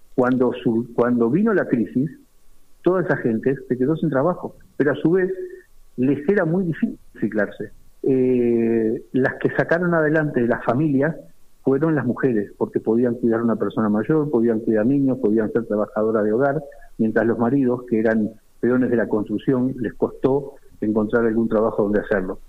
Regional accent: Uruguay; now in Spain; yo soy de Uruguay

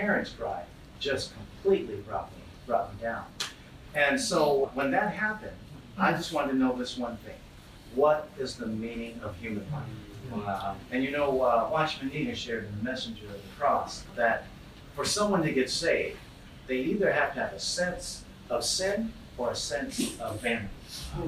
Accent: Oakland, California, United States; like most kids growing up in Oakland

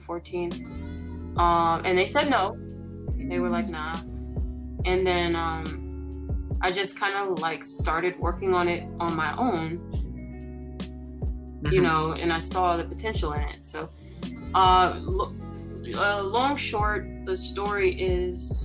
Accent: New York City, New York, United States; moved away; the gritty city of my hometown

